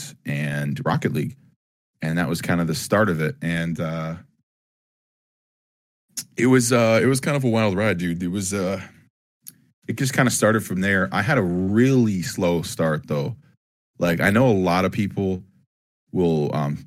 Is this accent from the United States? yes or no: no; Ajax, Ontario, Canada; I was born in Ajax, Ontario